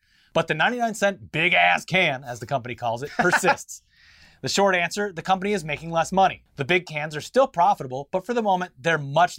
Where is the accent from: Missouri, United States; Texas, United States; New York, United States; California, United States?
New York, United States; Long Island; Sure, I don't have an Arizona accent. I'm from Long Island.